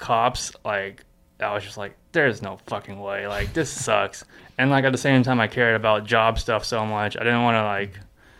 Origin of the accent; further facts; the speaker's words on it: Texas, United States; From Texas.